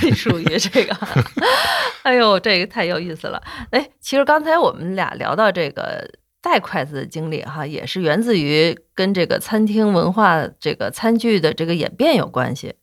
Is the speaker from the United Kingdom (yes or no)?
no; China; 我们中国人吃饭